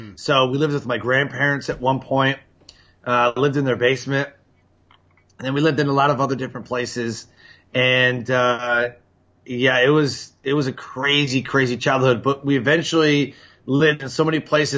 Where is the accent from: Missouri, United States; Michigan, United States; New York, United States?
Michigan, United States; Detroit; born there; Yeah, I was born in Detroit at Holy Cross Hospital. Oh, and, you know, we lived there for a couple of years.